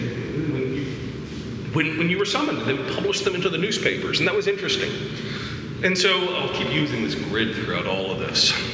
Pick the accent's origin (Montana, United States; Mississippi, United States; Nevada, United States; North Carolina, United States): Nevada, United States; Las Vegas; I'm from Las Vegas